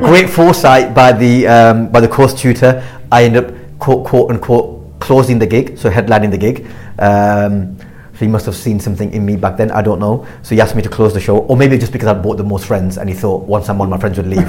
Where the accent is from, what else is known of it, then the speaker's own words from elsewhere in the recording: Blackburn, North West England, United Kingdom; I grew up in Blackburn. I grew up in a working class uh, town